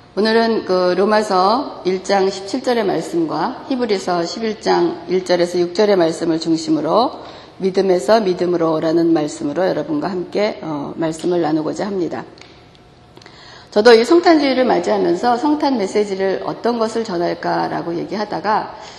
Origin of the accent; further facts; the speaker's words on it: South Korea; 우리가 한국인으로서는